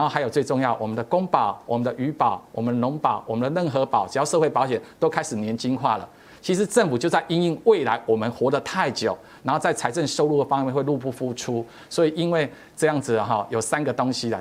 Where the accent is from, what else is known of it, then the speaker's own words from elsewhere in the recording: Taiwan; 我们台湾人现在可以活多久